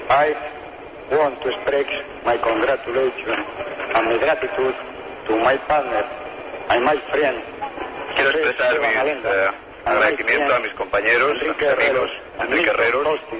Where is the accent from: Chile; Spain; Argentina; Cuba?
Spain; todos los que hacemos cine en mi país, en España.